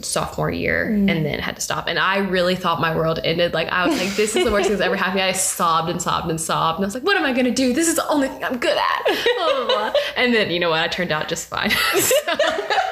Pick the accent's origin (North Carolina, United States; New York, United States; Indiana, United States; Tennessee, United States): Tennessee, United States; Memphis; I grew up in Memphis, or a suburb of Memphis. People like to roast me for saying I'm from Memphis when I'm actually from Cordova